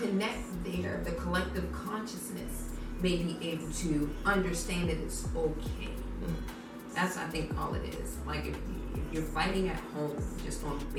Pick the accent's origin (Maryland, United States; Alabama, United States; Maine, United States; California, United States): Maryland, United States; Baltimore; growing up in Baltimore City